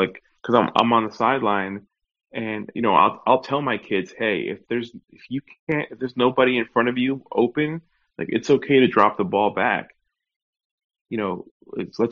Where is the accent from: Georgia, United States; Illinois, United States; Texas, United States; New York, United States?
New York, United States; born or raised there; now in Orlando, United States